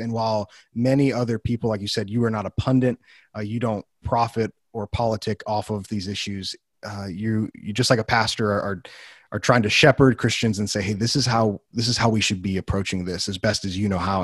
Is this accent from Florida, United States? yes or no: no; Wheaton, Illinois, United States; moved away as an adult; also born or lived in Bible Belt; I grew up in Wheaton, which is a central hub